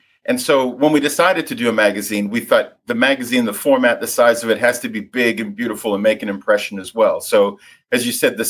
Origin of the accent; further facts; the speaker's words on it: Vancouver, British Columbia, Canada; also born or lived in London; So I'm from Vancouver